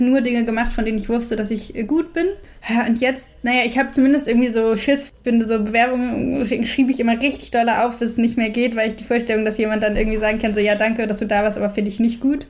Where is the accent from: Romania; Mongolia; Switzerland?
Switzerland; moved away; ich bin halt auch noch in der Schweiz aufgewachsen, zehn Jahre